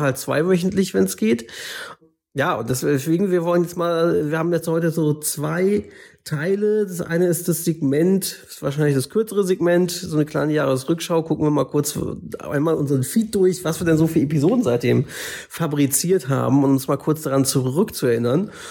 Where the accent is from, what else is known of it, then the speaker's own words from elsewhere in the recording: Northern Germany, Germany; selbst als Norddeutscher, der dann in Hamburg oder Norderstedt aufgewachsen ist oder so